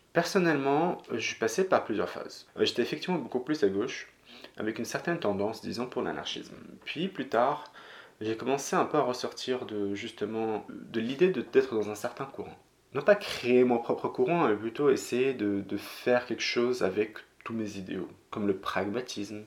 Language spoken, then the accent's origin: French; Morocco; moved away; J'ai grandi au Maroc